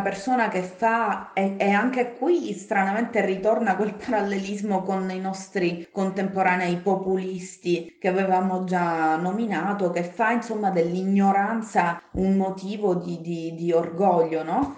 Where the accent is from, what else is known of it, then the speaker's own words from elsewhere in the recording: Palermo, Sicily, Italy; sono di Palermo. E, ehm, mm. Sì, sono di Palermo